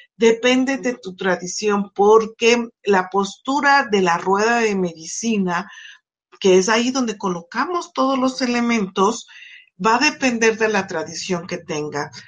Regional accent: Mexico; como mexicanos

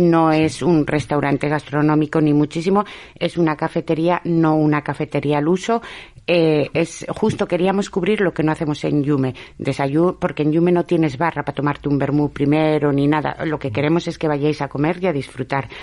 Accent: Basque Country, Spain; now in Avilés, Spain; yo soy vasca

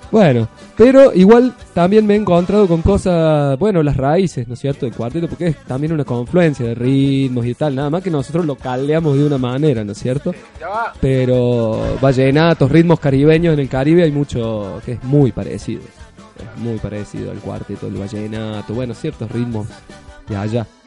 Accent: Córdoba, Argentina; soy de Córdoba, que tengo mis raíces de Córdoba

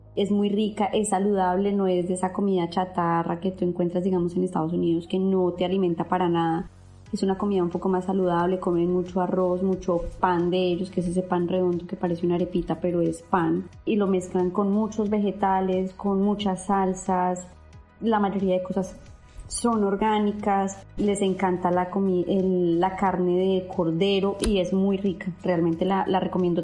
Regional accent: Bogotá, Colombia; moved away as an adult; also born or lived in Medellín; now in Dubai, United Arab Emirates; soy de Bogotá

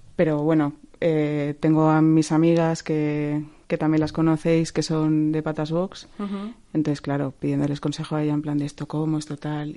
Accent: Valencia, Valencian Community, Spain; moved away as an adult; also born or lived in Madrid; yo me quiero volver a Valencia. De hecho, yo llevaba cuatro años en Madrid llorando un poco de me quiero mm. volver a Valencia ya

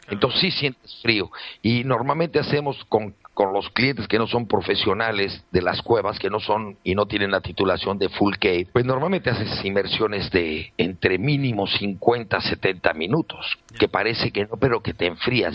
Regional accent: Mexico City, Mexico; moved away as an adult; now in Playa del Carmen, Mexico; soy natural del DF, de padre malagueño y madre asturiana.

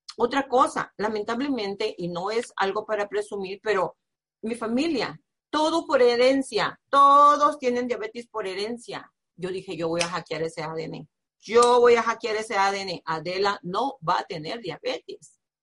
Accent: Nayarit, Mexico; now in United States; yo soy de provincia, soy del estado de Nayarit, de un pueblo muy pequeñito

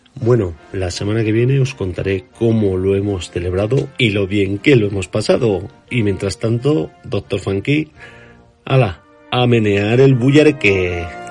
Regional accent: Zaragoza, Aragon, Spain; now in Utah, United States; de Zaragoza, pero actualmente estoy viviendo en Utah

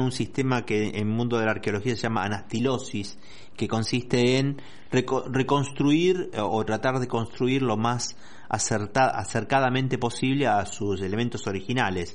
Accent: Argentina; nuestra riqueza como argentinos

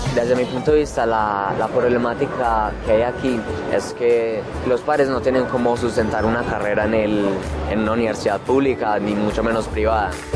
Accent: Medellín, Antioquia, Colombia; soy de la Comuna 1 de Medellín

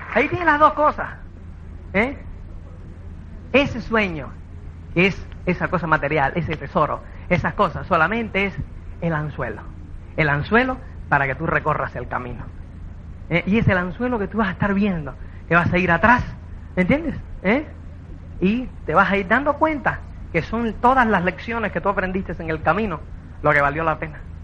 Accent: Cuba; now in Spain; como es cubano

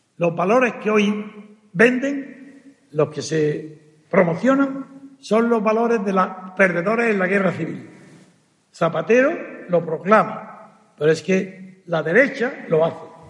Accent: Granada, Andalusia, Spain; Y soy de Granada, de un reino árabe.

